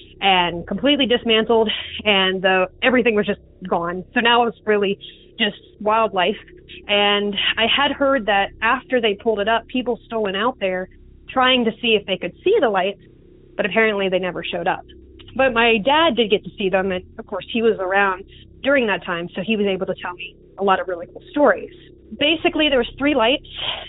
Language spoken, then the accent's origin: English; Southampton County, Virginia, United States; I come from Southampton County, Virginia